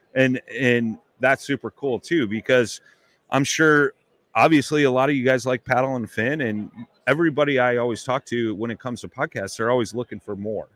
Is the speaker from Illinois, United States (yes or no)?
yes; Chicago, Illinois, United States; I'm from Chicago